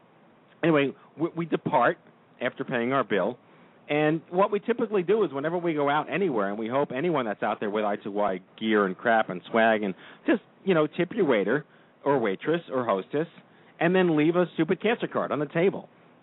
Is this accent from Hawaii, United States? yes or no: no; New York, United States; I grew up in New York. I'm born and raised here.